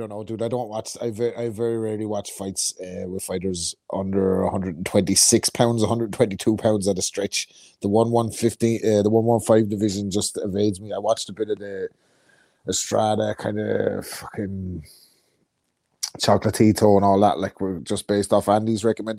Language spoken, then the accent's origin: English; Ireland; I'm Irish.